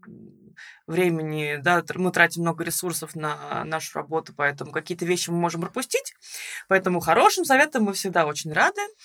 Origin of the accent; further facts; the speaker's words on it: Russia; moved away as an adult; now in Tbilisi, Georgia; мы обе из России